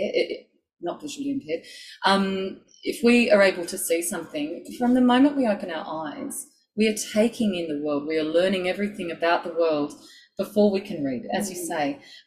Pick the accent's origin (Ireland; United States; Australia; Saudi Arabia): Australia; Sydney, New South Wales; I grew up in Sydney on Darug country.